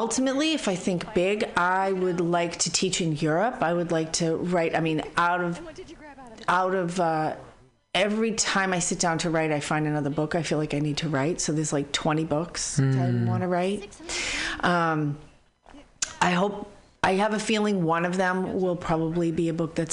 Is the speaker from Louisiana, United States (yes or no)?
no; Boston, Massachusetts, United States; also born or lived in San Francisco Bay Area; now in San Francisco, United States; I'm from Boston